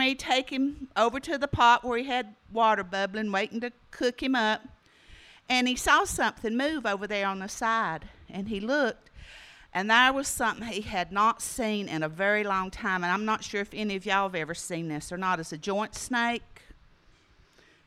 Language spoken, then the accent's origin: English; Smoky Mountains of North Carolina, United States; I grew up down in the Smoky Mountains of North Carolina